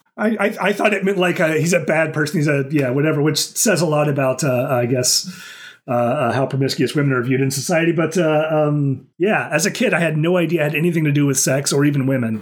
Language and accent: English; Oklahoma, United States; now in Okinawa, Japan; I growing up in Oklahoma, like it would get really hot during the day